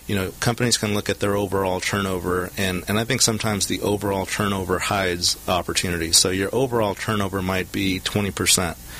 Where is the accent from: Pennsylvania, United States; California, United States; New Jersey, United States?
California, United States; Southern; I'm a local product, uh, born and raised in Southern California, attended Huntington Park High School